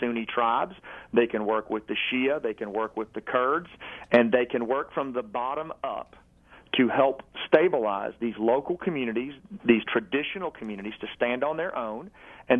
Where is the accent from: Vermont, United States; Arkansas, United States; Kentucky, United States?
Arkansas, United States; who I grew up with in Arkansas